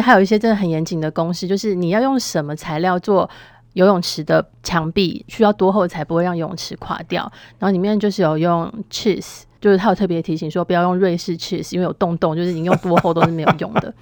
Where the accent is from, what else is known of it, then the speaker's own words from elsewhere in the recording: Taiwan; 我们台湾人